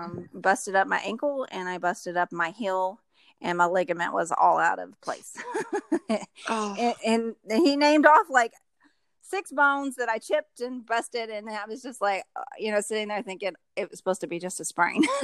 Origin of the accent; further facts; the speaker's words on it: Louisville, Kentucky, United States; I'm actually from Louisville, Kentucky.